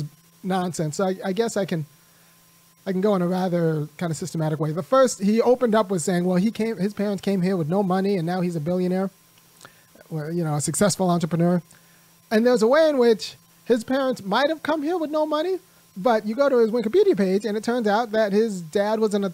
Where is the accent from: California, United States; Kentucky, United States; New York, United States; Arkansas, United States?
California, United States; I'm from California too